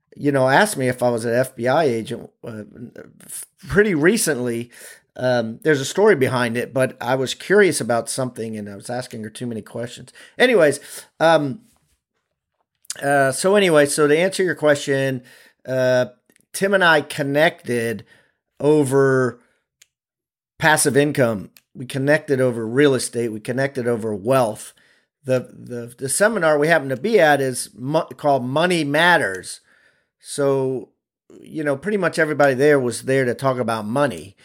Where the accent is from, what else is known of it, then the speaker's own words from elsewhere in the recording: Maryland, United States; I'm from Maryland.